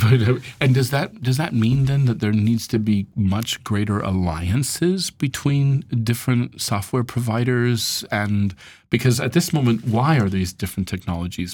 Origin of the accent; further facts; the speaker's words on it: United States; moved away; as an American